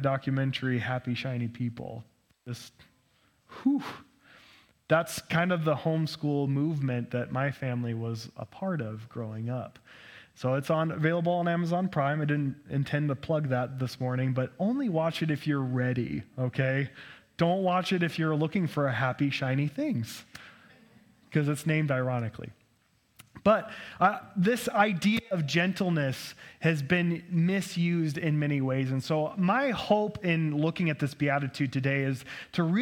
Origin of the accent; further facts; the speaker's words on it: United States; growing up as an American